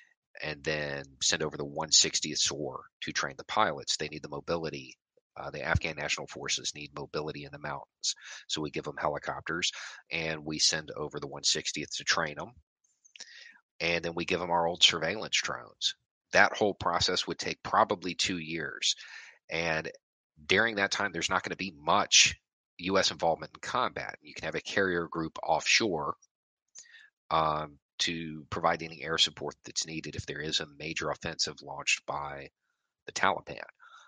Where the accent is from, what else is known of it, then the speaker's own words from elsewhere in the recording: Tennessee–Kentucky border, United States; I moved around a lot, a whole lot. So I grew up mostly on the Tennessee-Kentucky line, though.